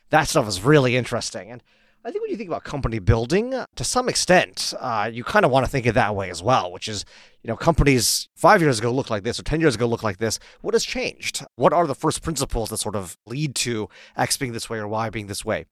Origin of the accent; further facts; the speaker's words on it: Palo Alto, California, United States; moved away as an adult; also born or lived in Oxford; I actually grew up in Palo Alto